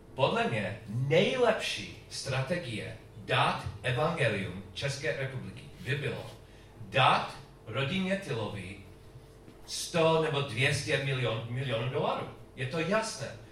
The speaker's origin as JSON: {"language": "Czech", "country": "United States", "second_language": "Czech", "said": "u nás v Americe"}